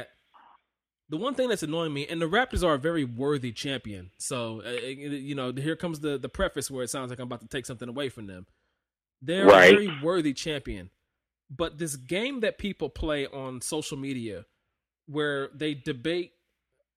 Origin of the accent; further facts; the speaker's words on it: Cleveland, Ohio, United States; I'm from Cleveland